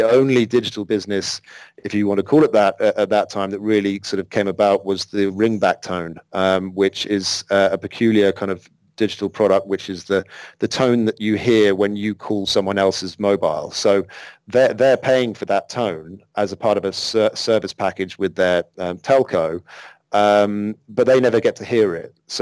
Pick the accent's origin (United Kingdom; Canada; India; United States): United Kingdom; London; moved away as an adult; I'm from London originally